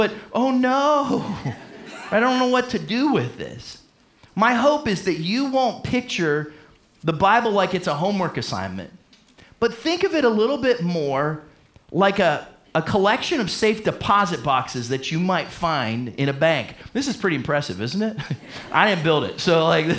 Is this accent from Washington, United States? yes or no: no; Warren, Ohio, United States; I grew up in Warren, Ohio